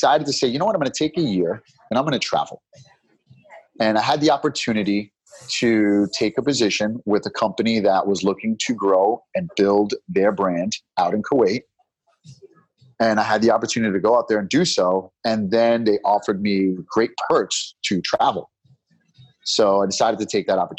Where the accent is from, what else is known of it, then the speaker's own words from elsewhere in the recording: New York, United States; accent: New York; my New York accent